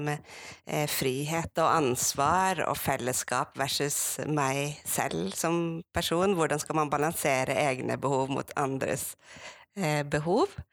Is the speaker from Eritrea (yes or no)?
no; Sogn, Vestland, Norway; moved away; also born or lived in Bergen; jeg er en bygdejente fra Sogn. Vokst opp